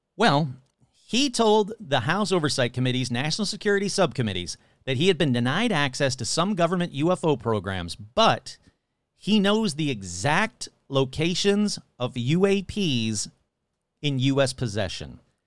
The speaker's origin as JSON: {"language": "English", "region": "Michigan", "country": "United States", "tie": "born or raised there", "moved": "yes", "lives_now": "Colorado, United States", "said": "my home state of Michigan"}